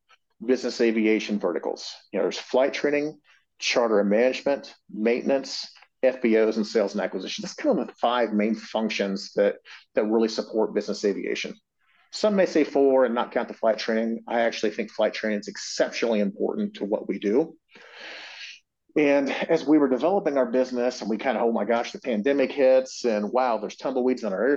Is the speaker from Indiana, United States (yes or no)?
yes; Indianapolis, Indiana, United States; Indianapolis, yeah, that's my hometown. I'm a Hoosier